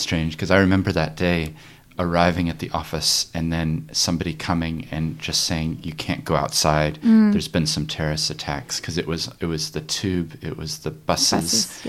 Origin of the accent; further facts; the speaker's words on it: Christchurch, Canterbury, New Zealand; I live in Christchurch because I grew up in Christchurch.